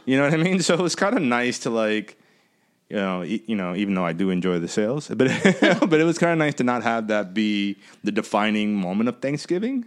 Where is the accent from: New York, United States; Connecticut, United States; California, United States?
New York, United States; growing up in New York